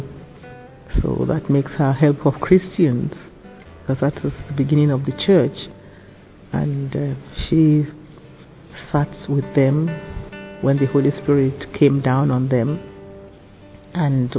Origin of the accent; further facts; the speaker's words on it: Nigeria; I'm from Nigeria